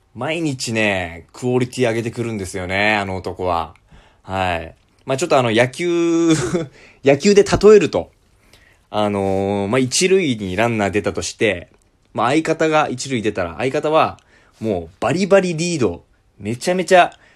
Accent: Amami, Kagoshima, Japan; 私はですね、鹿児島県の奄美大島というところ出身

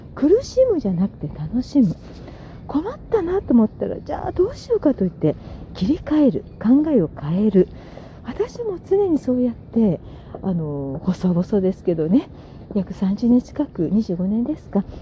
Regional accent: Sagamihara, Kanagawa, Japan; 地元の相模原

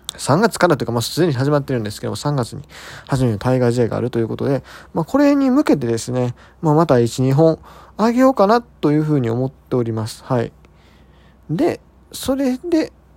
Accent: Hyogo, Japan; 地元の兵庫ですよ

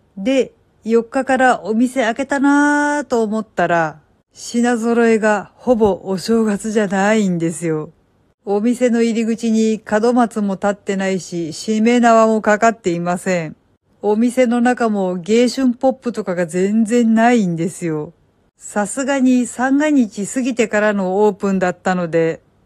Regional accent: Kansai, Japan; now in Kanto, Japan; 私が関西人だからですか。

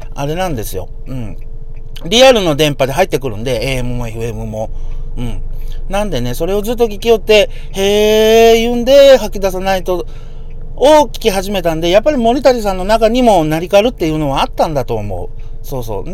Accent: Yamaguchi, Japan; now in Hiroshima, Japan; もともと僕、ね、広島にいますけど、山口生まれなので

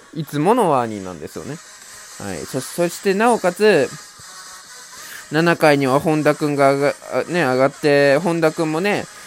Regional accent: Mie, Japan; 自分と同じ三重県出身

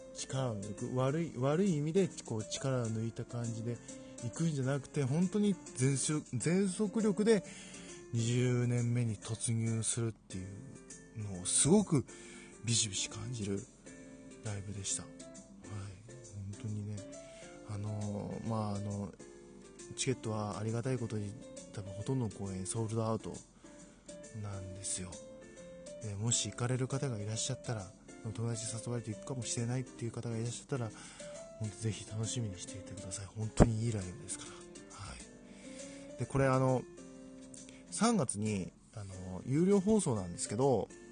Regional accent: Fukui, Japan; 自分の地元の福井

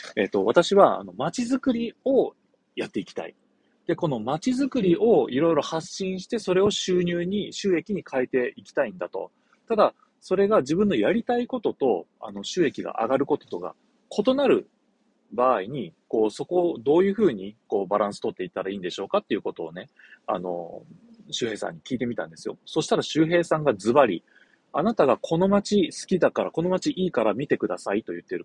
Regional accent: Shimonoseki, Yamaguchi, Japan; 地元下関

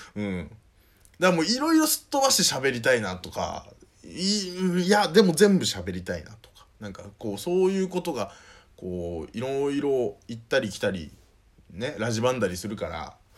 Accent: Northern Kanto, Japan; moved away as an adult; also born or lived in Saitama; もともと僕が生まれ育った町の方に戻ってるんですよ。まあもう、どこかっていうと北関東になんですけど

